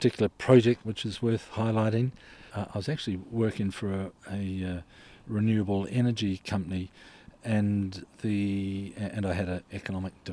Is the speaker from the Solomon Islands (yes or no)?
yes; Solomon Islands; moved away; also born or lived in Tolaga Bay, New Zealand; I was born in the Solomon Islands